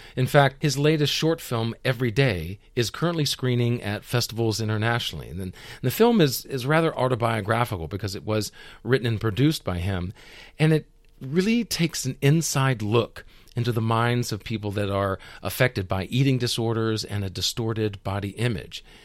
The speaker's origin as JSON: {"language": "English", "region": "the South", "country": "United States", "tie": "born or raised there", "said": "I grew up in the South"}